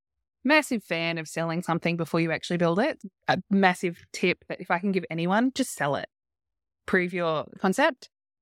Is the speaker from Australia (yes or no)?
yes; Australia; we're Australian.